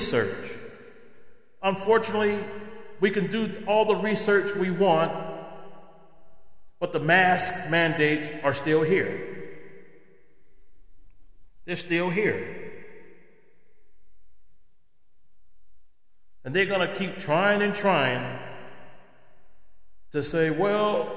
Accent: United States; as American citizens

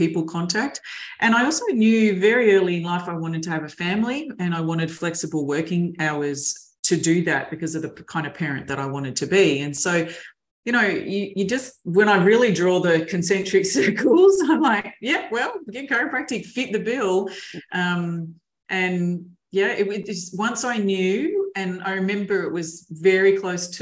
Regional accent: Mildura, Victoria, Australia; also born or lived in Melbourne; a long time since I was a kid in growing up in Mildura

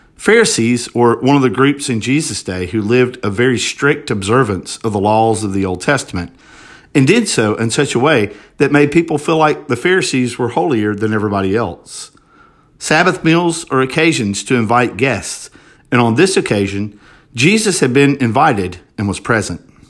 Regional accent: Hartford, Alabama, United States; also born or lived in Montgomery, Alabama; I was born and adopted in Alabama and raised in Hartford, Alabama by two wonderful Christians

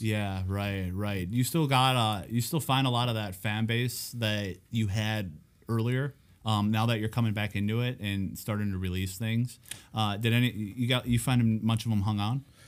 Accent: Escanaba, Michigan, United States; my hometown

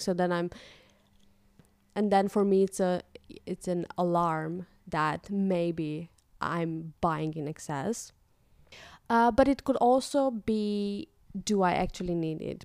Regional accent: Moldova; moved away as an adult; now in Netherlands; back in my home country, in Moldova, we had couple of shops

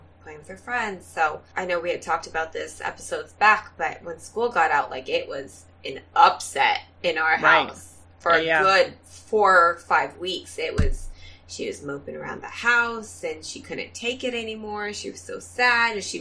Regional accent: Southern California, United States; now in Central Valley, California, United States; When I was a kid, I grew up in Southern California

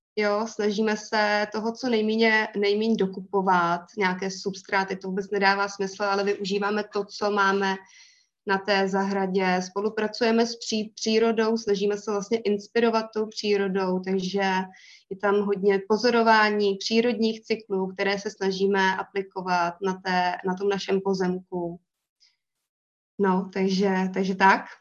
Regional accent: Most, Ústí nad Labem Region, Czechia; pocházím z Mostu, ze severních Čech

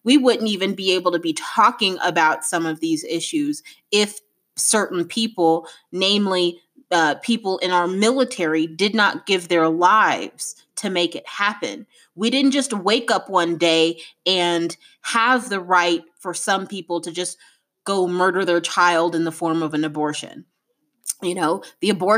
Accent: United States; an African-American woman

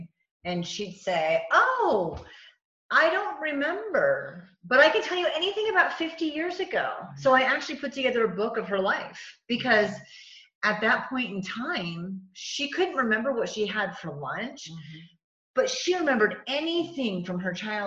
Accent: New England, United States; I'm from New England

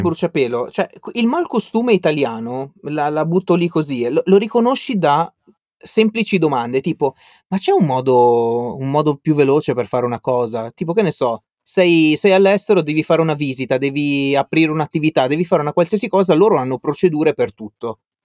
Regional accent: Albenga, Liguria, Italy; moved away as an adult; io sono di Albenga

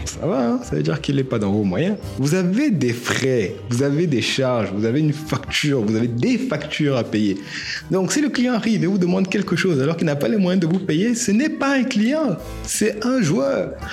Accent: Cameroon; en tant que Camerounais

